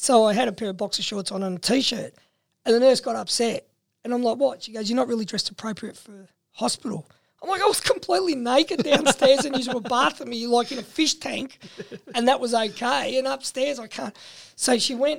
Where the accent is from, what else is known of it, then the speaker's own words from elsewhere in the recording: England, United Kingdom; being English, not understanding a word of Italian